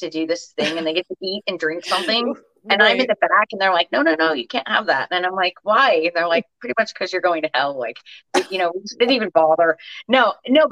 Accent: Orange County, California, United States; I grew up in Orange County, so I'm the last of six kids

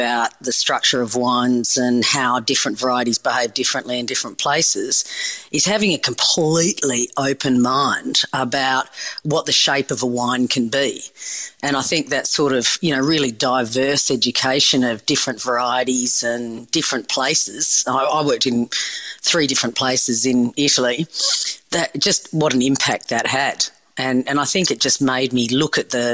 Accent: Perth, Western Australia, Australia; growing up in Perth, I grew up on the beach

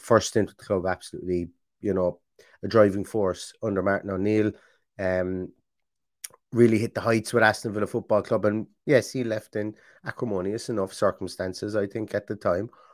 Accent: Ireland; I'm Irish

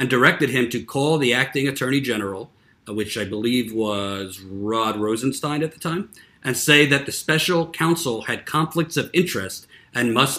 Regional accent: New York, United States; I live in New York. I'm from New York.

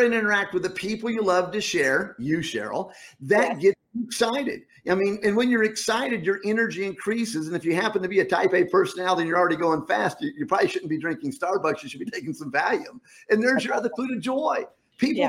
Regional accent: Rocky Mountains, United States; moved away; growing up in the Rocky Mountains

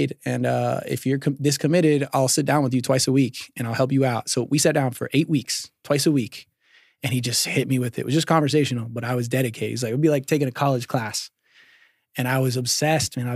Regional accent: Decatur, Georgia, United States; also born or lived in Norcross, Georgia / Snellville, Georgia; now in Dalton, United States; I was born in Decatur

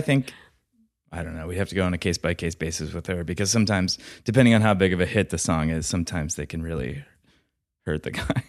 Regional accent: Atlanta, Georgia, United States; moved away; also born or lived in Alabama; I'm from Atlanta

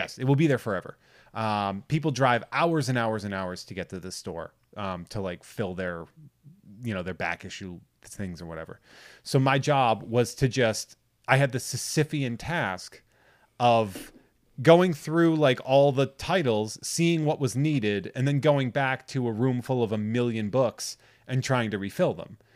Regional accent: New England, United States; I'm from New England

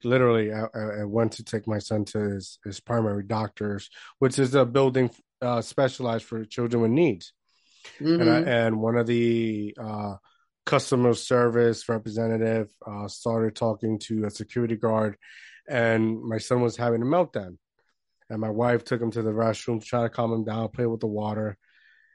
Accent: Puerto Rico; I grew up in Puerto Rico, right? I grew up in small town, not a lot of hope

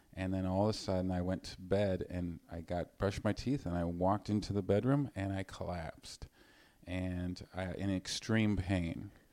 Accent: Vancouver, British Columbia, Canada; I'm from British, I'm from Vancouver.

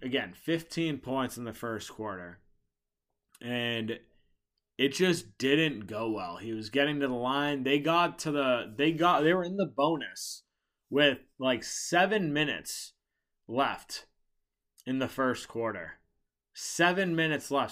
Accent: Boston, Massachusetts, United States; I'm from Boston

